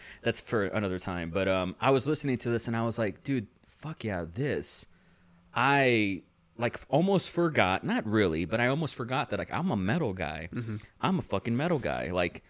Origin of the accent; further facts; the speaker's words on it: California, United States; it was my window into the 90s experience growing up in California.